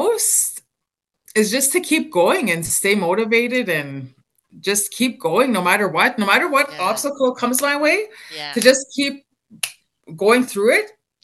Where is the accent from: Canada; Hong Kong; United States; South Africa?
Canada; Wabasca, Alberta